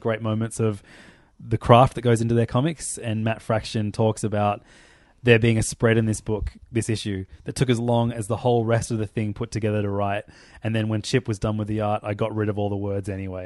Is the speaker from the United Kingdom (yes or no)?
no; Australia; I'm Australian